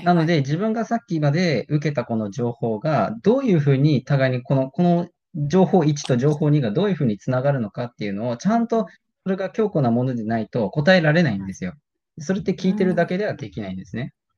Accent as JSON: {"language": "Japanese", "country": "Japan", "tie": "born or raised there", "first_language": "Japanese", "said": "日本生まれの日本育ちの、えー、人"}